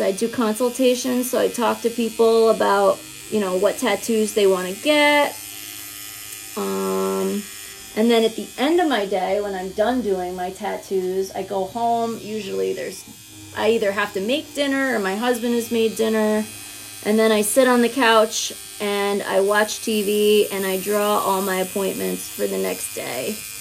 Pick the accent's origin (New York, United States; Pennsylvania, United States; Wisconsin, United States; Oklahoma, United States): New York, United States; Round Lake; I'm from Round Lake, New York